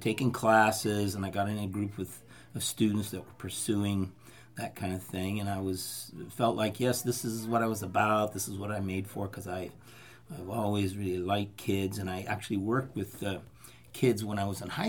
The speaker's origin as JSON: {"language": "English", "town": "Fresno", "region": "California", "country": "United States", "tie": "born or raised there", "also_born_or_lived": "Turlock / Los Angeles / Santa Cruz", "moved": "as an adult", "said": "I grew up right here in Fresno"}